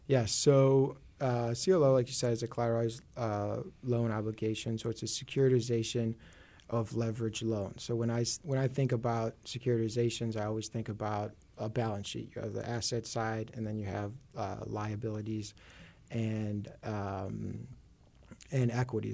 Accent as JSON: {"language": "English", "town": "Chicago", "region": "Illinois", "country": "United States", "tie": "born or raised there", "accent": "Chicago", "said": "I grew up in Chicago"}